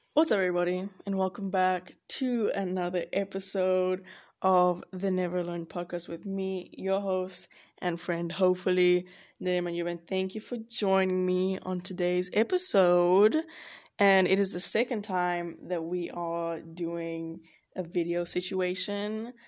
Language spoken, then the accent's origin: English; George, Western Cape, South Africa; now in Boone, United States; where I'm from, I'm from George, if you don't know, love George, and it's on the coast